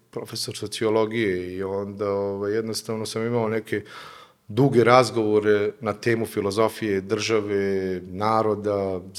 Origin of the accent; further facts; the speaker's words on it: Bijeljina, Republika Srpska, Bosnia & Herzegovina; moved away as an adult; also born or lived in Cyprus / Germany / Vienna, Austria; posle završetka fakulteta ovaj, jedva sam dočekao priliku da se ponovo vratim uh, u grad u kome sam odrastao u Bijeljinu. Uh, posle dvije, tri godine, kasnije sam otišao u Beč, gdje sam i magistrirao